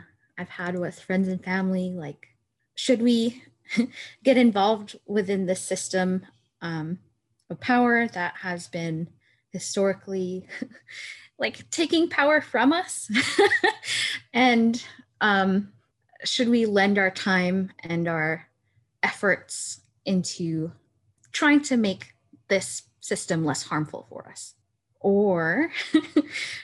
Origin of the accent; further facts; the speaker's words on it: Yukon-Kuskokwim Delta villages, Alaska, United States; now in Anchorage, United States; I'm Yupik from the village of Nunamikwa, Alahanak, and Imanak, that sort of like Delta region. Now I live in Anchorage